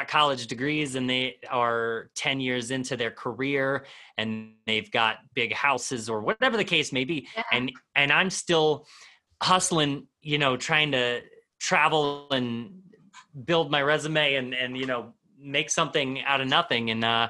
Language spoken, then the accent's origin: English; Midwest, United States; I grew up in the Midwest and I never knew what I wanted